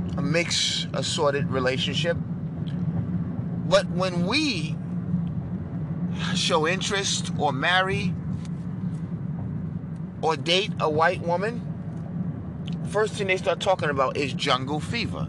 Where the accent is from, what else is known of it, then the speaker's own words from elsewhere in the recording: New York City, New York, United States; moved away as an adult; now in Texas, United States; I grew up in New York City as a liberal and a Democrat